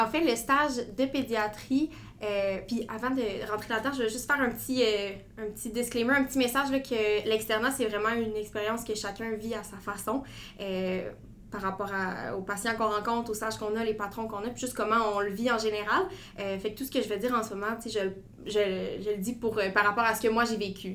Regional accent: Gatineau, Quebec, Canada; moved away as an adult; now in Quebec City, Canada; je viens de Gatineau. Je vivais à Gatineau avant. ma famille est encore là présentement

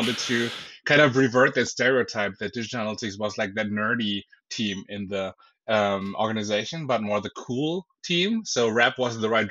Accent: Berlin, Germany; now in Bavaria, Germany; I'm originally from Berlin

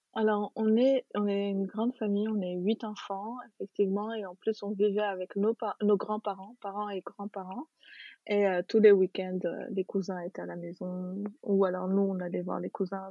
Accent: Tunis, Tunis Governorate, Tunisia; moved away as an adult; also born or lived in Djerba, Tunisia / France; je suis née, j'ai grandi en Tunisie, à Tunis.

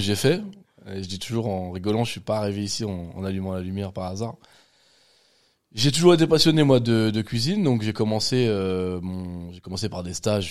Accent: Val-de-Marne, Île-de-France, France; je suis né ici

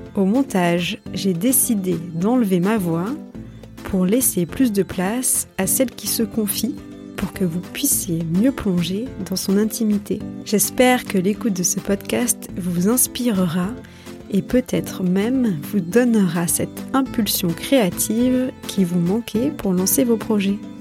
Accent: near Mont Ventoux, Provence-Alpes-Côte d'Azur, France; now in Marseille, France; je suis née et j'ai grandi en Provence, à deux pas du Mont Ventoux

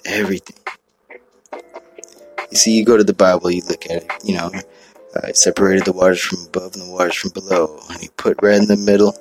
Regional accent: Hawaii, United States; I'm from Hawaii

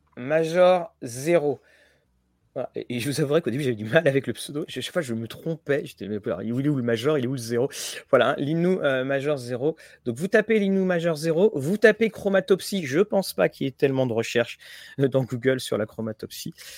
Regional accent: Rouen, Normandy, France; Tout comme Guillaume, on est de Rouen

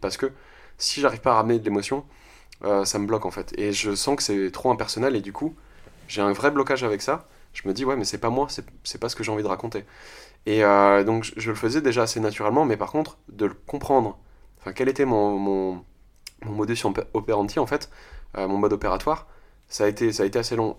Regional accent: France; je suis français

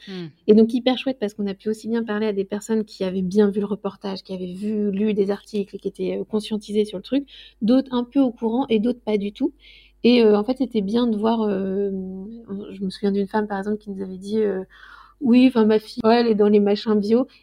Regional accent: Loir-et-Cher, Centre-Val de Loire, France; je viens du Loir-et-Cher

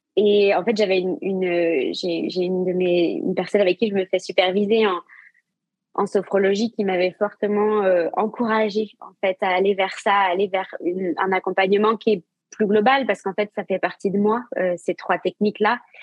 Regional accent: Saint-Malo, Brittany, France; also born or lived in Asia; now in Rennes, France; Je suis basée à Rennes, mais je viens de Saint-Malo comme toi

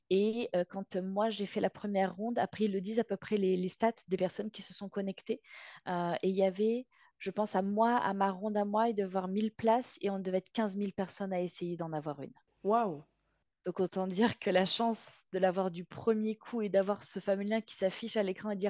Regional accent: Marseille, Provence-Alpes-Côte d'Azur, France; born there; also born or lived in Lyon / Nîmes / Bordeaux / Paris; moi je suis, je suis née à Marseille et j'ai fait à peu près toutes les grandes villes de France. Je suis passée par Lyon, Nîmes, Bordeaux et je finissais par Paris.

